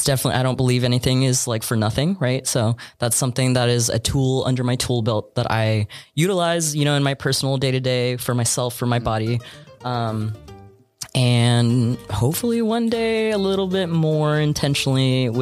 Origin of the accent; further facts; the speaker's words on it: Brownsville, Texas, United States; moved away as an adult; also born or lived in San Antonio, Texas / Puerto Rico (ancestry); now in Austin, United States; I was born in San Antonio, and then fourth grade, I moved down to Brownsville, the Valley. I stayed down there till... I graduated from high school